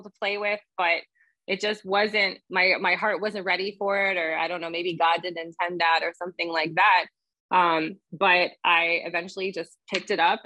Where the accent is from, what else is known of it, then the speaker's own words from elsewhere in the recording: Cleveland, Ohio, United States; moved away; I grew up in Cleveland.